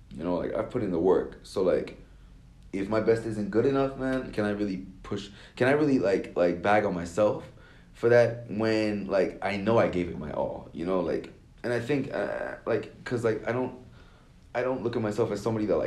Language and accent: English; Nigeria; a lot of like african americans are very supportive of uh me as a Nigerian, you know.